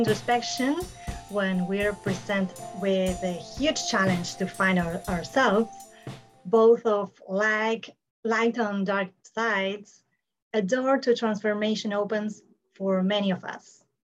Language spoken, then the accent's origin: English; Buenos Aires, Argentina; I'm from Buenos Aires, Argentina.